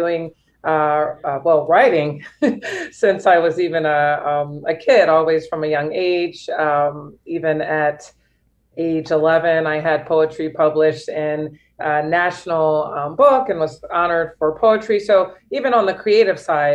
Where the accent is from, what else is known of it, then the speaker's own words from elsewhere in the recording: St. Louis, Missouri, United States; moved away as an adult; also born or lived in Chicago / Los Angeles / France; now in Miami, United States; I'm born and raised in St. Louis, Missouri, and then I've lived there for most of my life.